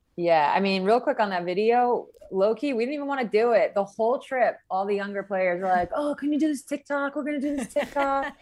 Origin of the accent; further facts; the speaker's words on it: East Coast, United States; moved away as an adult; now in Seattle, United States; I'm from the East Coast originally